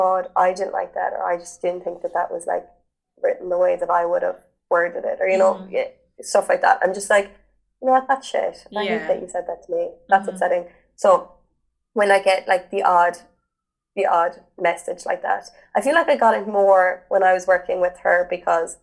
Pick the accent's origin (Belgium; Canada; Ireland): Ireland; being Irish